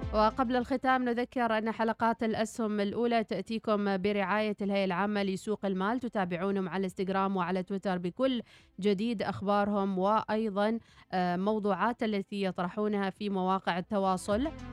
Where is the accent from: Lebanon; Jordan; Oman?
Oman; احنا كعمانيين وكعرب